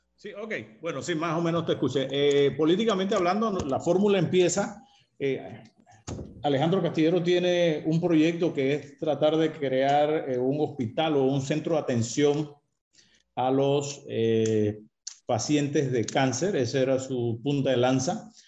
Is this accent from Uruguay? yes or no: no; Panama; como ciudadano panameño.